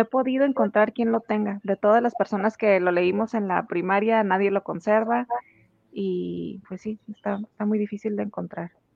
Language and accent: Spanish; Tijuana, Baja California, Mexico; todas las personas que somos originarias de Tijuana